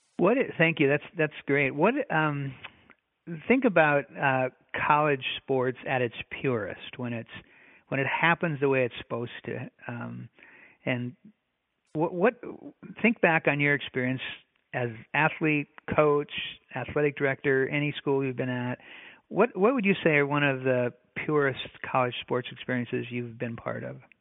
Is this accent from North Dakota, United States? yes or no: yes; North Dakota, United States; moved away; also born or lived in Minnesota; I grew up in the Midwest myself, North Dakota